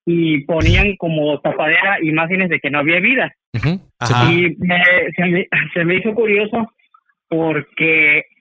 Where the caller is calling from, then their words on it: Zihuatanejo, Guerrero, Mexico; Eh, Salvador, hablo de Cihuatanejo.